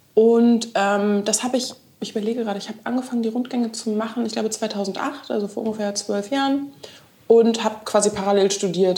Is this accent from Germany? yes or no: yes; Berlin, Germany; Ich bin eine echte Berlinerin